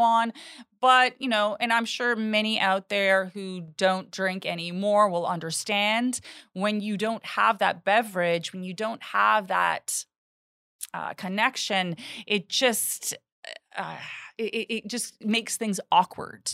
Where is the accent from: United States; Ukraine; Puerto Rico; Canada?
Canada; I'm Canadian. My parents are immigrants